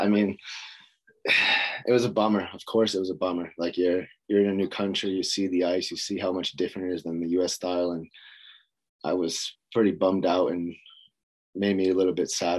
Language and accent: English; Boston, Massachusetts, United States; moved away as an adult; also born or lived in Louisiana; now in Sweden; I was growing up in Boston, Massachusetts, and played there until my junior career